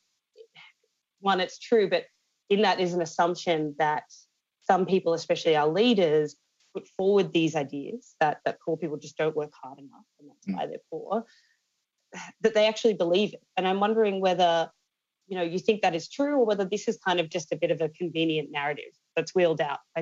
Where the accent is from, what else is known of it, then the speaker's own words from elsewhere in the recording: Australia; growing up in Australia